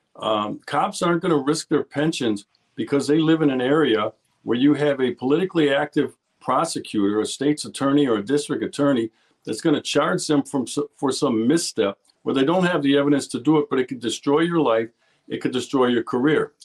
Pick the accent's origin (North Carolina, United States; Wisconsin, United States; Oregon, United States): Wisconsin, United States; Milwaukee; I'm born and raised in Milwaukee, Wisconsin, so I'm a hometown boy